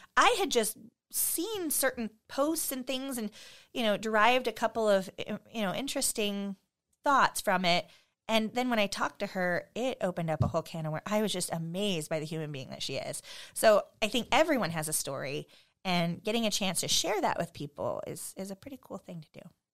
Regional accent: Post Falls, Idaho, United States; also born or lived in Southern California; now in Spokane, United States; I came up here when I was ten. And, um, our family, my dad's job relocated to, you know, s, Post Falls, Idaho

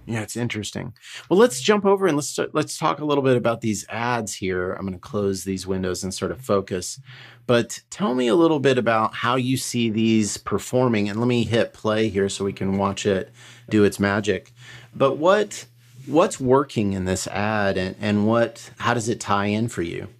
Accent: Colorado, United States; I grew up in Colorado

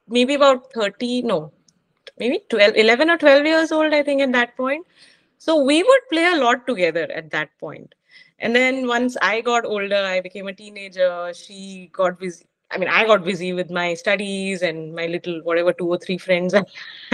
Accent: Mumbai, Maharashtra, India; also born or lived in Zambia; Hindi was a struggle, especially when we came back to Mumbai from when we came back to India from Zambia. I did not know Hindi at all, so I picked up whatever tuta futa Hindi from the Bombay school

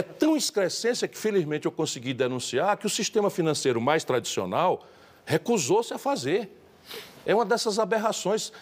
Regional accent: Northeast Region, Brazil; eu sou nordestino

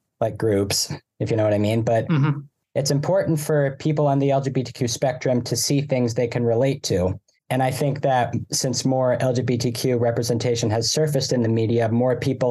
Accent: Burlington, Vermont, United States; also born or lived in Ithaca, New York; I'm from Burlington, Vermont

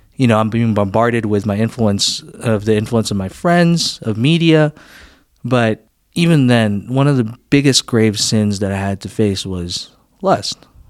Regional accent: Philippines; now in United States; I grew up in the Philippines

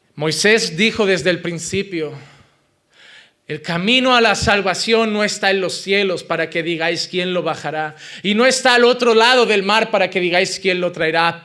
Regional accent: Spain; Como español

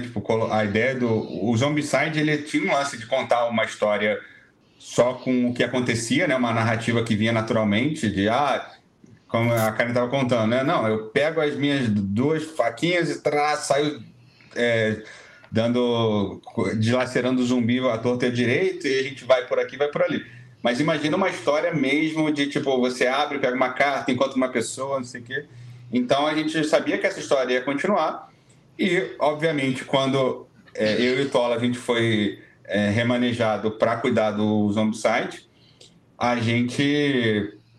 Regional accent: Brazil; a gente é, é brasileiro, mora no Brasil

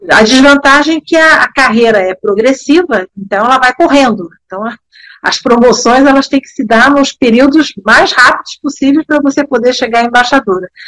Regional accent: Bern, Switzerland; born there; eu nasci em Berna porque meu pai era embaixador na época era terceiro secretário, diplomata como eu, e trabalhava lá. Mas para deixar bem claro, eu não sou suíça, eu fui registrada na embaixada do Brasil.

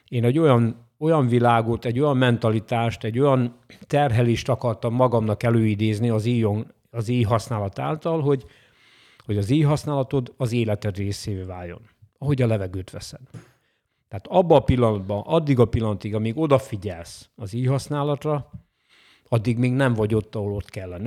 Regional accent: Hajdúnánás, Hajdú-Bihar, Hungary; also born or lived in Nyíregyháza; a Bocskai Földi Hajdúnánáson születtem

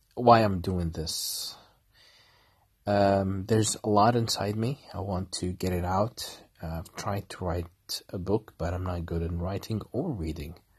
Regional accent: Kuwait; I'm from Kuwait.

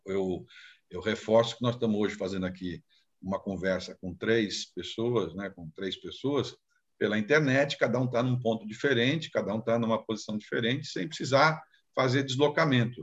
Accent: São Vicente, São Paulo, Brazil; lá em São Vicente, né, onde eu, onde, da minha terra de origem lá

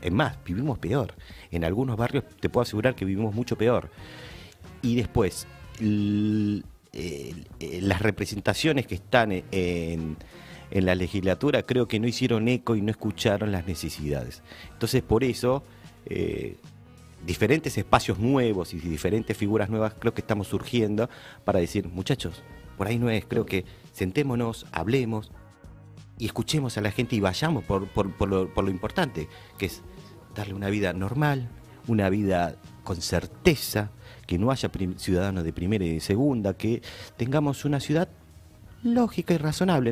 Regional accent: Argentina; Estoy en mi país.

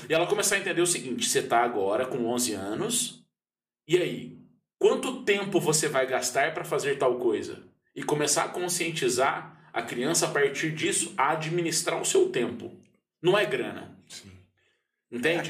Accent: Pouso Alegre, Minas Gerais, Brazil; eu cresci num bairro em Pouso Alegre que eu tive a oportunidade de ser criança

